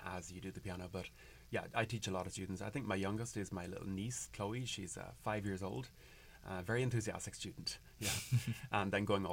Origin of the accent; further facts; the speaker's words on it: Carrigaline, Munster, Ireland; moved away as an adult; now in Whittier, United States; the church that I grew up in Carrigaline, in Cork, in Ireland